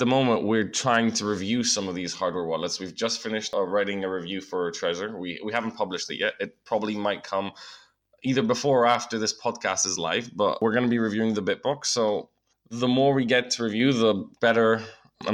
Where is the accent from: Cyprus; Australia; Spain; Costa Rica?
Cyprus; I am from Cyprus